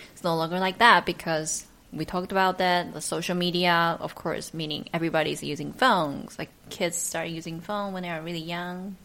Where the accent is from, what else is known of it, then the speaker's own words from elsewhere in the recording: Taichung, Taiwan; the city I'm from. I'm from Taichung